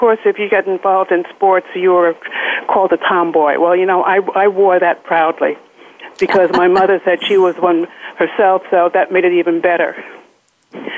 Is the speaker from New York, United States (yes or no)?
yes; New Rochelle, New York, United States; I was born and raised in New Rochelle, New York.